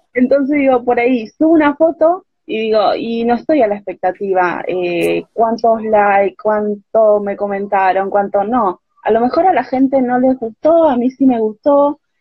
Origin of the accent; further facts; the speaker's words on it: Barranqueras, Chaco, Argentina; now in Buenos Aires Province, Argentina; Nací en el Chaco